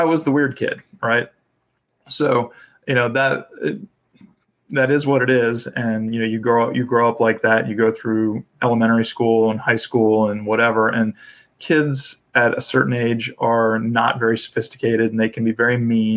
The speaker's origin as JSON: {"language": "English", "town": "Atlanta", "region": "Georgia", "country": "United States", "tie": "born or raised there", "also_born_or_lived": "South Carolina", "said": "I grew up in the Atlanta area"}